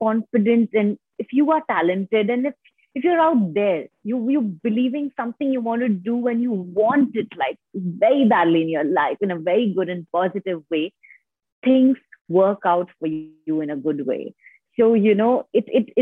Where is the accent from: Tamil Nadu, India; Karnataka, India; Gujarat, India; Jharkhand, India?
Jharkhand, India; I have completely been born and brought up in India